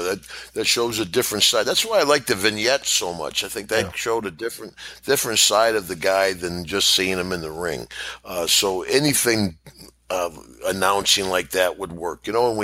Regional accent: Glens Falls, New York, United States; I think I beat him in my hometown of Glens Falls

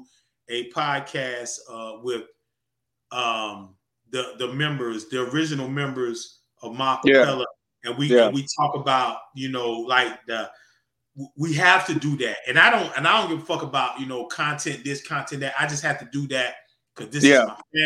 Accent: North Carolina, United States; I'm from North Carolina

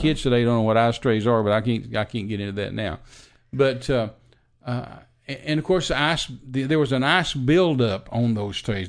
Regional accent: Midland, Texas, United States; also born or lived in Big Spring, Texas; I was raised in Midland, Texas, out in the desert, and, uh, West Texas.

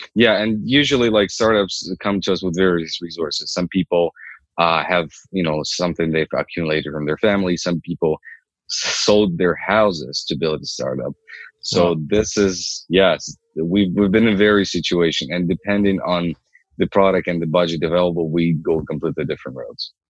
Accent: Ukraine; moved away as an adult; also born or lived in Toronto, Canada; now in Canada; I'm I'm originally from Ukraine. I came here what seven years ago

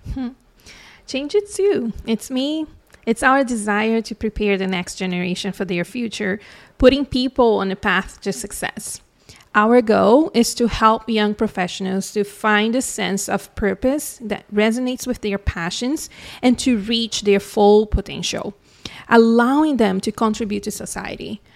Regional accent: Brazil; moved away as an adult; now in Canada; I was born and raised in Brazil. I moved to Canada when I was twenty-eight in two thousand ten

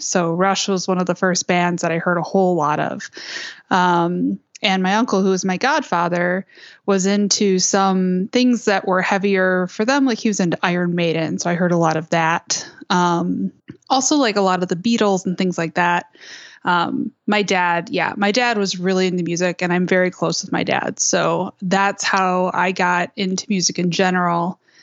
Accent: Westland, Michigan, United States; I grew up in Westland, Michigan, which is a suburb about thirty minutes, uh, west of Detroit.

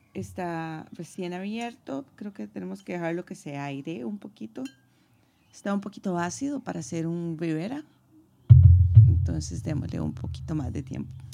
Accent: San José, Costa Rica; moved away as an adult; now in Madrid, Spain; Soy de San José, Costa Rica, el país del pura vida y tengo cinco años de estar viviendo en la Bella Madrid

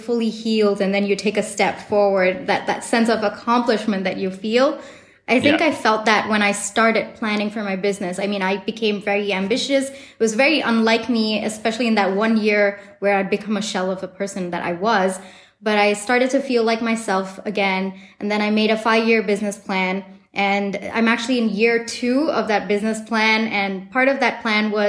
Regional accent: Singapore; moved away; also born or lived in New York; the days that I grew up in Singapore

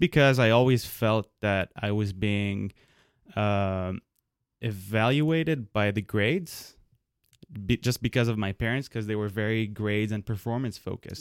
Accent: Lebanon; moved away; I was born in Lebanon

